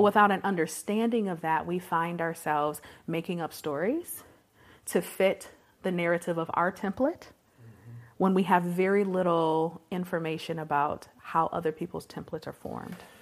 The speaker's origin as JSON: {"language": "English", "town": "Detroit", "region": "Michigan", "country": "United States", "tie": "born or raised there", "said": "I was born and raised in Detroit, Michigan, proper, in the city"}